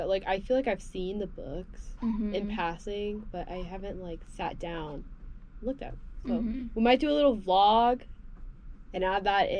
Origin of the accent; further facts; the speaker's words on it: Houston, Texas, United States; moved away; my hometown of Houston.